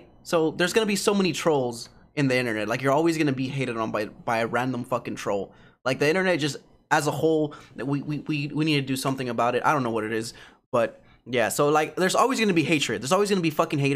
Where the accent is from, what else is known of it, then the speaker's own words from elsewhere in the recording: United States; growing up in America